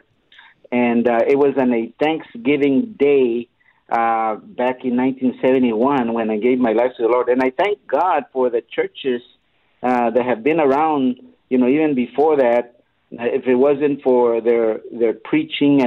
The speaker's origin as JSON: {"language": "English", "town": "Laredo", "region": "Texas", "country": "United States", "tie": "born or raised there", "also_born_or_lived": "Corpus Christi, Texas / Denver, Colorado", "said": "we lived here all our lives in Laredo."}